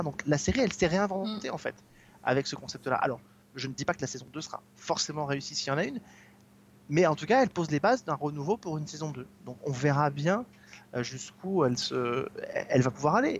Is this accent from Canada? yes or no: no; France; chez nous en France